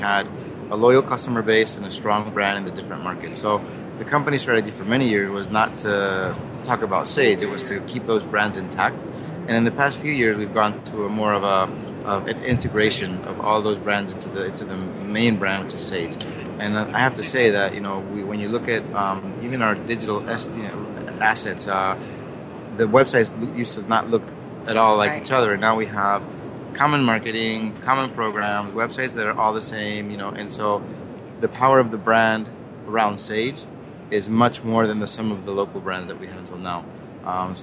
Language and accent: English; Spain; moved away; also born or lived in Germany / United States; I was born in Spain, raised in Spain, Germany, the U.S. for a long time